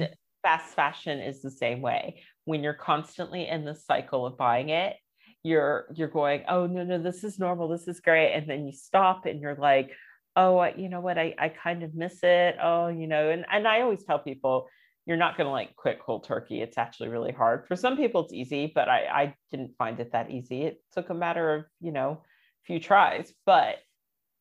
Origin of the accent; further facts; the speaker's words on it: United States; moved away as an adult; now in London, United Kingdom; I'm American